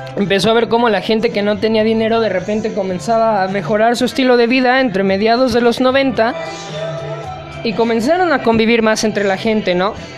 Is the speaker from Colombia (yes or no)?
no; Mexico; aquí uno como mexicano